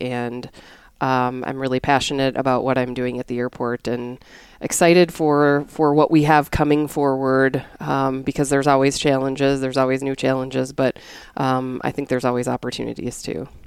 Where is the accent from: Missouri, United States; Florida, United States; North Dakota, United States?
North Dakota, United States; moved away as an adult; also born or lived in Connecticut; I am originally from North Dakota